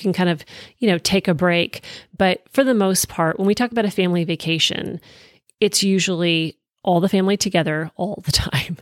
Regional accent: East Coast, United States; moved away; I grew up on the East Coast

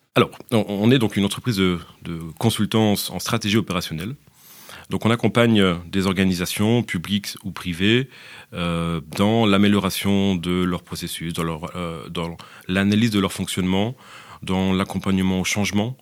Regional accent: France; moved away as an adult; now in Belgium; Je suis français. je suis français, mais maintenant, après une dizaine d'années, je peux dire que je suis aussi franco-belge

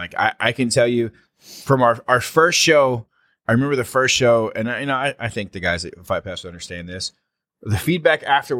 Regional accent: New Orleans, Louisiana, United States; 6-26, we're in my hometown, baby. We're in New Orleans.

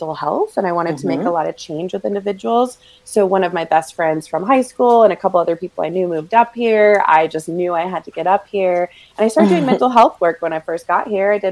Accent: Raleigh, North Carolina, United States; also born or lived in Greenville, North Carolina; now in Asheville, United States; I'm born and raised North Carolinian, which sometimes like still blows my mind that I am still in North Carolina

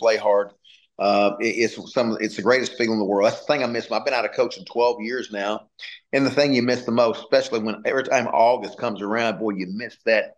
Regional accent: Little Rock, Arkansas, United States; I'm from Little Rock, Arkansas.

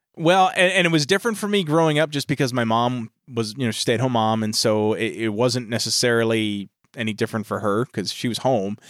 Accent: New York, United States; we're from New York

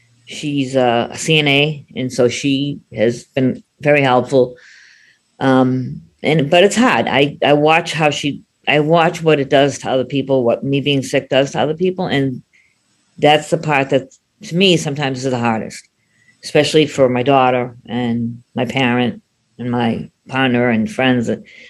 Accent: Boston, Massachusetts, United States; Hi, everybody. I'm … from Boston. I am 60 years old.

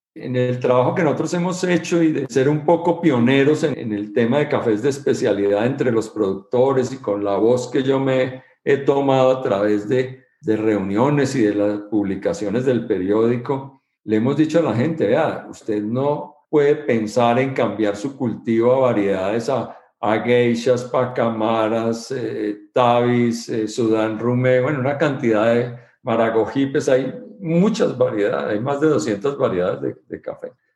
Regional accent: Bogotá, Colombia; also born or lived in Manizales; Nacimos en Manizales, crecimos en Bogotá

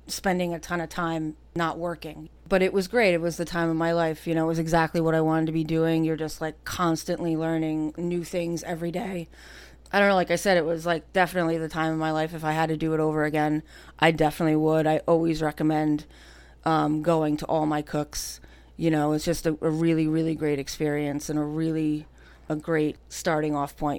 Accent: Cranford, New Jersey, United States; I grew up right here in Cranford, right on North Avenue

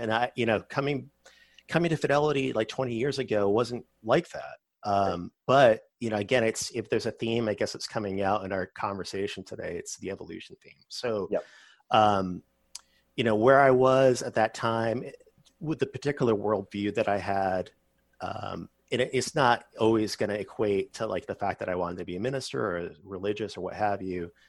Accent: Massachusetts, United States; now in Texas, United States; I was growing up in Massachusetts

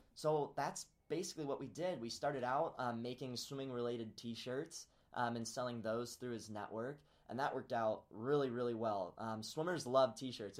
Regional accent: Peoria, Illinois, United States; moved away as an adult; now in Ames, United States; I grew up in Peoria, Illinois

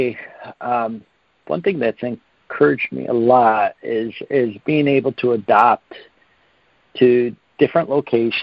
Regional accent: United States; being an American

